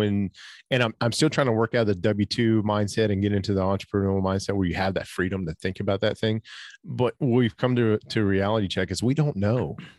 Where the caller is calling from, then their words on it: Tennessee, United States; Yeah, so we're calling in from East Tennessee. So Pigeon Forge, Gatlinburg area.